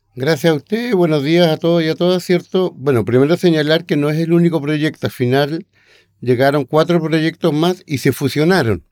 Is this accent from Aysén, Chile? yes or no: yes; Aysén, Chile; pasando por mi tierra, también por Aysén